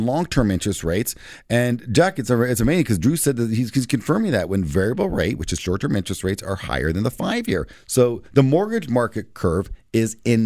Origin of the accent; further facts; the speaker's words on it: Canada; as a resident of Canada, as a Canadian with three children